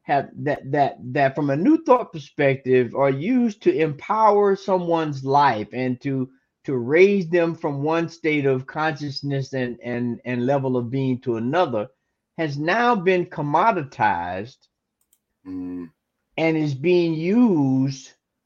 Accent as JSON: {"language": "English", "town": "Tallahassee", "region": "Florida", "country": "United States", "tie": "born or raised there", "said": "my hometown of Tallahassee"}